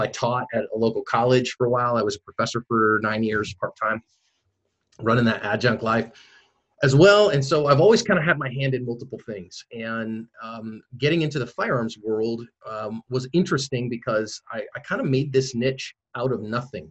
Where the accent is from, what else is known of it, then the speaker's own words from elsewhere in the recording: San Francisco Bay Area, California, United States; moved away as an adult; also born or lived in Oregon; I'm originally from the San Francisco Bay Area